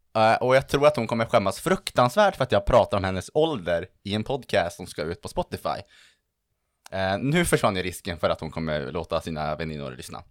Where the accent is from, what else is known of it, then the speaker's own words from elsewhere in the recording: Örnsköldsvik, Västernorrland County, Sweden; moved away as an adult; also born or lived in Uppsala; now in Stockholm, Sweden; från Örnsköldsvik, född och uppvuxen mitt ute ingenstans där, men väldigt nöjd över det. Bor nu i Stockholm